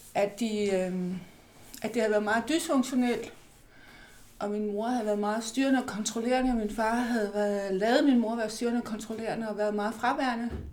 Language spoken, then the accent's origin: Danish; Falster, Zealand, Denmark; Jeg er vokset op nede på Falster